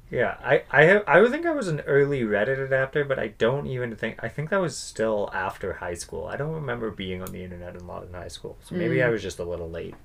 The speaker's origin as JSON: {"language": "English", "town": "Hay River", "region": "Northwest Territories", "country": "Canada", "tie": "born or raised there", "said": "When you are growing up in Hay River and you hit those teenage years where you're just like inherently bored with the world"}